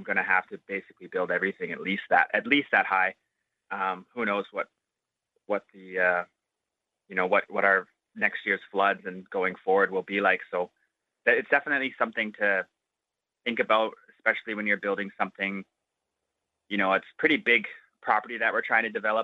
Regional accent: Ontario, Canada; now in Inuvik, Canada; I grew up in Ontario

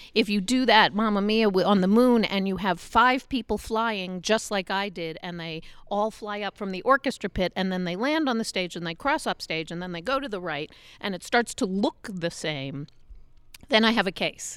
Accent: New York City, New York, United States; moved away as an adult; now in Utah, United States; I grew up in New York. I always lived in New York

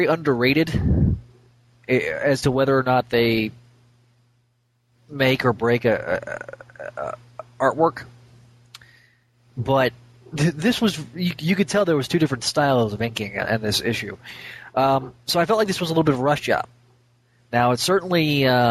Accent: the South, United States; I'm from the South

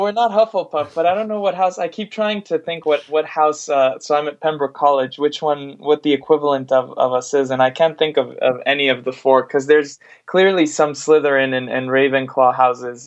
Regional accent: Mexico; also born or lived in United States; now in United Kingdom; I'm originally from Mexico, but I've lived in the US for uh, over 15, 16 years now

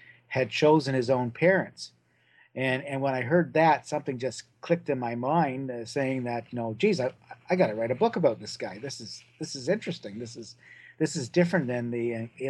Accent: Brantford, Ontario, Canada; my hometown of Brantford, Ontario

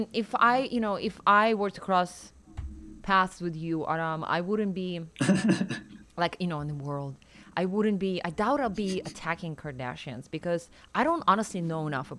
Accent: Siberia, Russia; now in United States; growing up in Russia, in Siberia

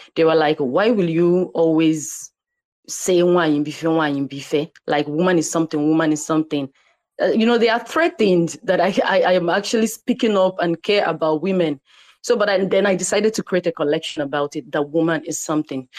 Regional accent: Nigeria; I'm from Nigeria. I'm an Igbo girl

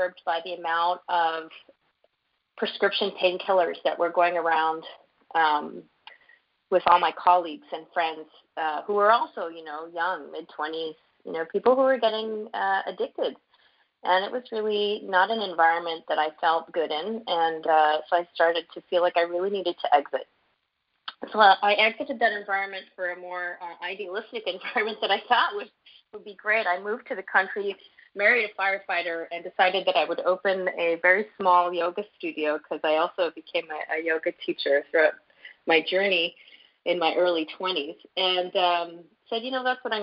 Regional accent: Canada; also born or lived in Montreal; as a Canadian

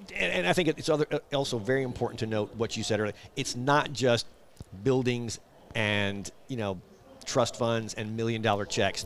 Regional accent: Memphis, Tennessee, United States; now in Charlotte, United States; I grew up in Memphis

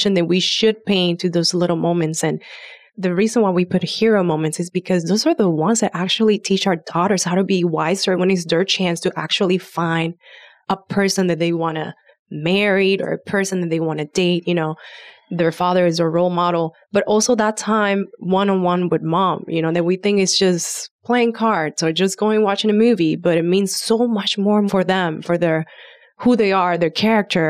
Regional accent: Puerto Rico; growing up in Puerto Rico, I didn't have a grandfather that was all respectful

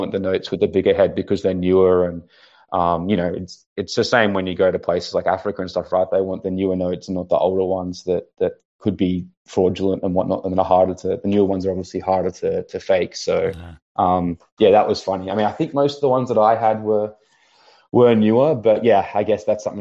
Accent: Australia; being Australian

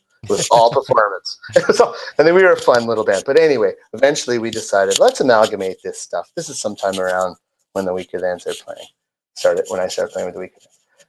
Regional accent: Woodstock, Ontario, Canada; moved away as an adult; Woodstock, Ontario.

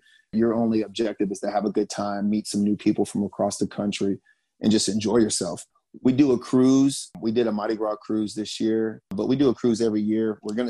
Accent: Germany; born there; I was born in Germany. So traveling has always been part of my life.

